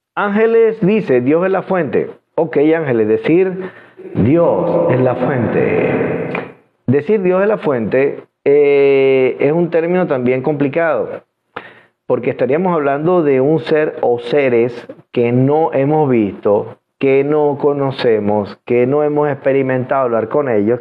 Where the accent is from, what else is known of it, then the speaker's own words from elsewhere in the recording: Venezuela; soy venezolano y los venezolanos hablamos de frente